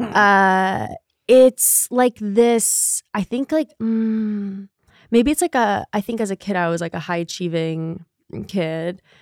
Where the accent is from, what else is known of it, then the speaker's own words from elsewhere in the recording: Connecticut, United States; moved away as an adult; also born or lived in Chicago; now in New York, United States; I am from Connecticut